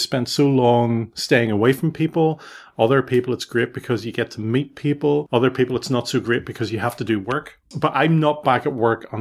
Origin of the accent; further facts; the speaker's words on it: Belfast, Northern Ireland, United Kingdom; born or raised there